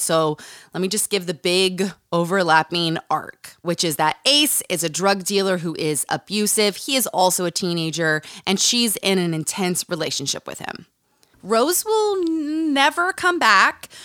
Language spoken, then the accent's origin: English; Utah, United States; Growing up in Utah